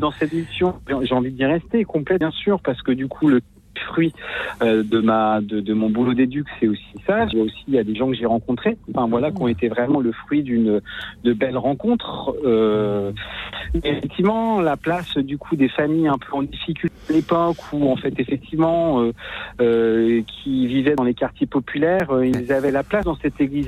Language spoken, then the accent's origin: French; Lorient, Brittany, France; je suis de, de Lorient et je suis aujourd'hui éducateur